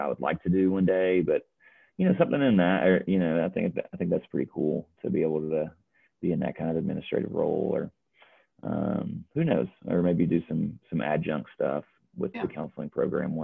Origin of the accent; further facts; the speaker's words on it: North Alabama, United States; moved away as an adult; now in Johnson City, United States; I'm from North Alabama